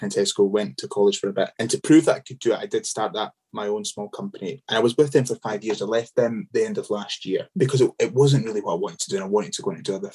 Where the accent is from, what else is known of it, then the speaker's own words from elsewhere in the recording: Scotland, United Kingdom; as Scottish people